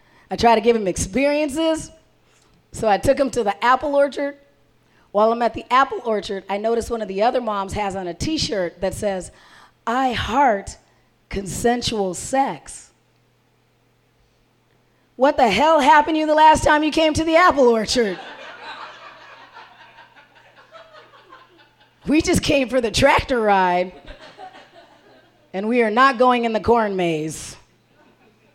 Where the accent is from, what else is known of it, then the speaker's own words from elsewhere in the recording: Arizona, United States; now in Minnesota, United States; I didn't grow up here. I grew up in Arizona